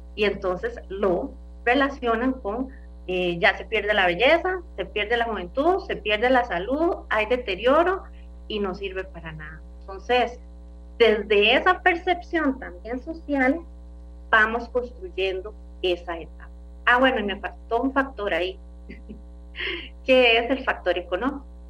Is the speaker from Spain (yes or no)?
no; Costa Rica; como costarricenses